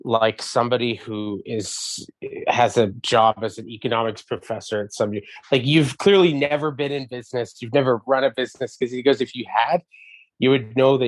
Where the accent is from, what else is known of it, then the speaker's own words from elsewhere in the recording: Montreal, Quebec, Canada; my neighborhood growing up in Verdun.